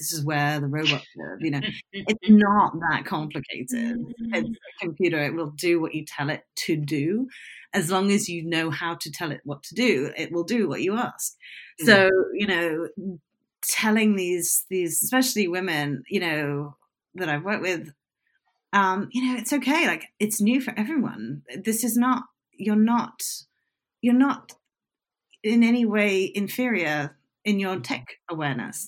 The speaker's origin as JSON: {"language": "English", "country": "United Kingdom", "said": "I'm British"}